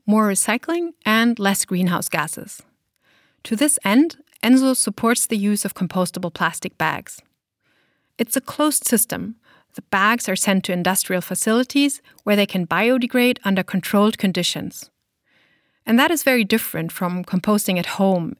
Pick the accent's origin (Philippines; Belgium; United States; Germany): Germany; my home country of Germany